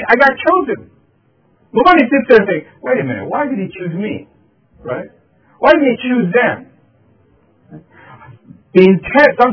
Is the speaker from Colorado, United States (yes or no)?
no; Philadelphia, Pennsylvania, United States; back in elementary school, I was growing up in Philadelphia